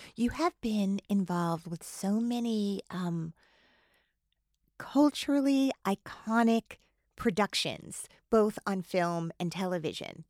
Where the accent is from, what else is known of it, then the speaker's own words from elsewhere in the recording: New Jersey, United States; I grew up in New Jersey